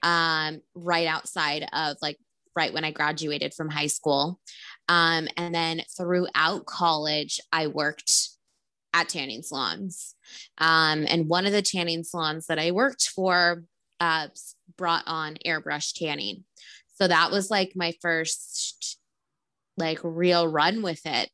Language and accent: English; Rancho Cucamonga, California, United States; also born or lived in Glendora / Los Angeles; I grew up in Rancho Cucamonga